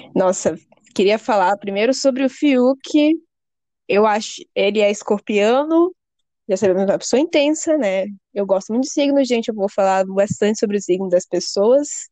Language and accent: Portuguese; Manaus, Amazonas, Brazil; now in São Paulo, Brazil; Eu moro em São Paulo, ela mora em Manaus, nós dois somos de Manaus, mas eu moro aqui